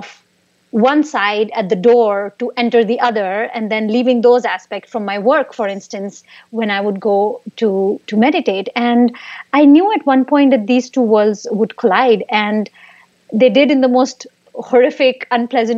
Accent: India; moved away; I grew up in India, and there I used to work for tech startups

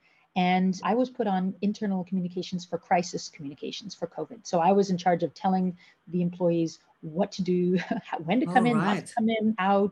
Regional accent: United States; moved away as an adult; now in The Hague, Netherlands; I'm originally from the United States and I've been living in Europe about half my life. I came over here in my early 20s

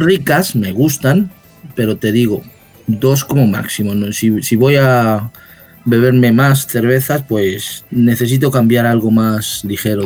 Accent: Mexico; now in Madrid, Spain; como crecí en México, pues uso también mucho la palabra chela

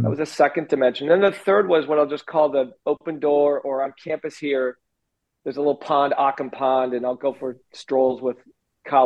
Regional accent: Minnesota, United States; moved away; Minnesota, my home state

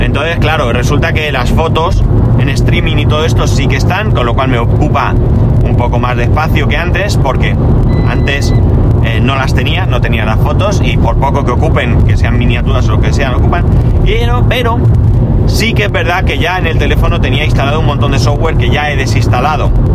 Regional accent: Spain; also born or lived in near El Campello, Alicante; aquí somos de tradición de Reyes Magos

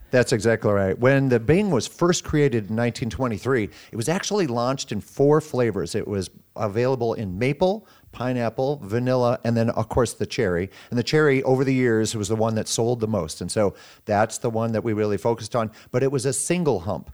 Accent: Sioux City, Iowa, United States; I was born and raised here in Siouxland

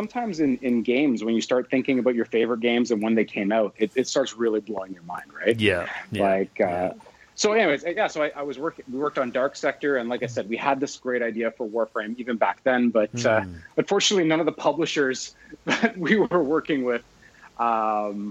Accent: London, Ontario, Canada; also born or lived in Edmonton; this is my hometown, London, Ontario

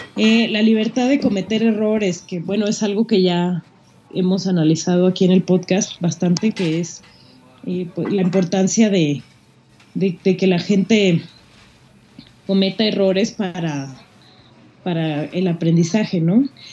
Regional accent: Mexico; nosotros mexicanos malinchistas

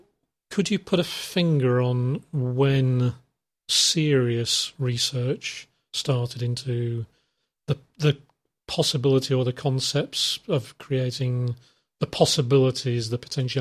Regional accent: England, United Kingdom; I'm English

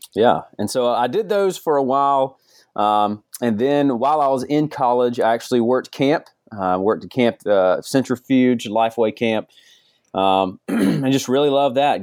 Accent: Georgia, United States; moved away; I'm from Georgia originally

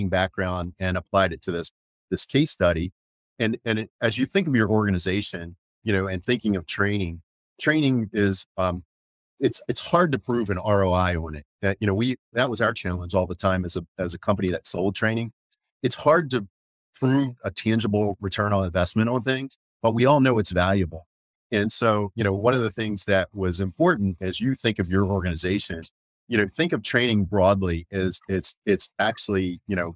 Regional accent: Maryland, United States; I am from Maryland. I'm from about an hour from where we presently are located

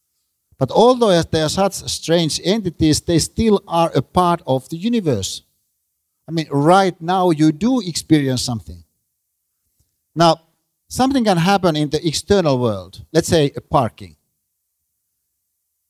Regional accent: Finland; I'm a Finn

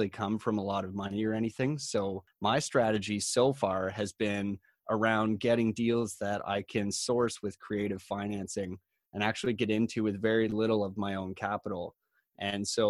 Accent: Collingwood, Ontario, Canada; I come from Collingwood, Ontario, which is kind of a tourism-oriented town where a lot of people from, say, the GTA or Toronto might travel

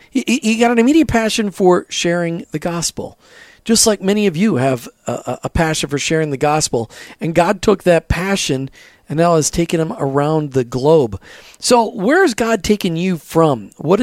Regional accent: Minnesota, United States; we're both from Minnesota

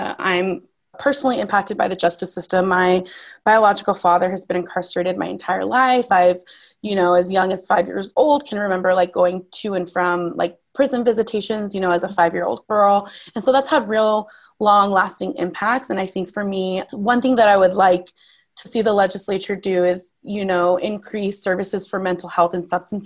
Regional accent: Las Vegas, Nevada, United States; also born or lived in Southern California; I'm a Las Vegas native. I was born in Southern California. However, I've lived in Las Vegas since I was like 1 year old

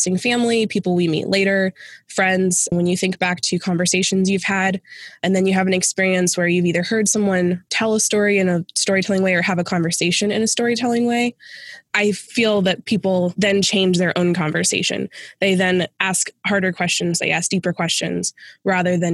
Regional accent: Phoenix, Arizona, United States; moved away as an adult; also born or lived in rural Western Pennsylvania; now in Western Pennsylvania, United States; I'm originally from Phoenix and made the move to be with my husband's family

